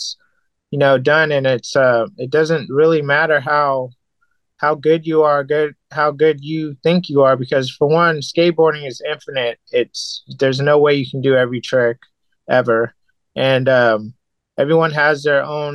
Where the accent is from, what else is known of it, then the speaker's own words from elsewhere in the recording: Japan; moved away; in Japan, when I was growing up there